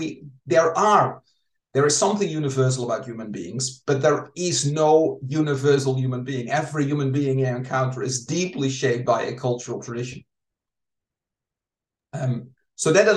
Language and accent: English; Netherlands; I'm from the Netherlands, grew up in the Reformed tradition there